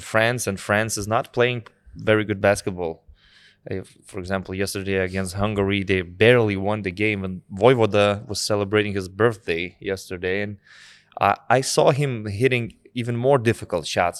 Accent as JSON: {"language": "English", "country": "Lithuania", "said": "from Lithuanian perspective"}